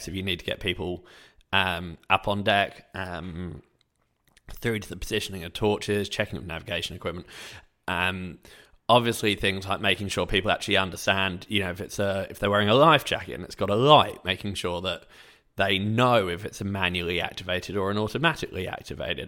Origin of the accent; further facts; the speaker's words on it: England, United Kingdom; I'm English